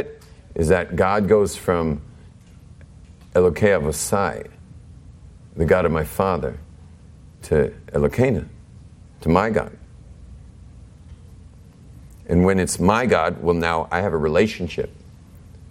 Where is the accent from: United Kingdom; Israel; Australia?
Israel; I'm from Eretz Yisrael